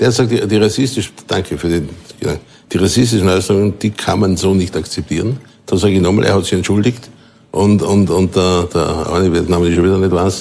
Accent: Vorarlberg, Austria; Ich bin in Vorarlberg aufgewachsen, lebe auch nach wie vor dort

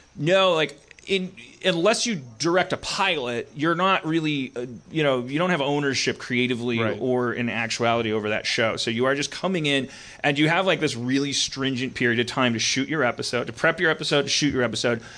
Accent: Milwaukee, Wisconsin, United States; now in Los Angeles, United States; I grew up in Milwaukee

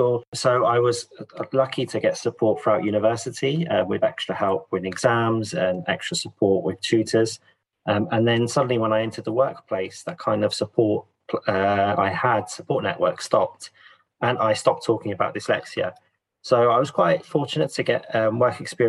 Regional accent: London, United Kingdom; also born or lived in Italy; I was born in London

